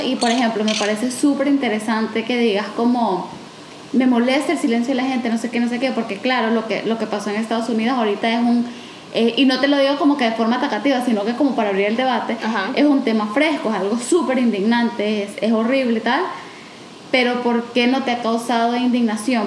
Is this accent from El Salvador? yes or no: yes; El Salvador